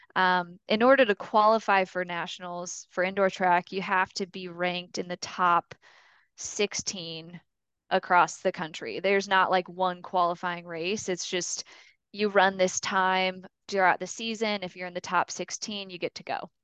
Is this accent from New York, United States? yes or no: no; Mishawaka, Indiana, United States; I grew up in Mishawaka, Indiana, which is up right by South Bend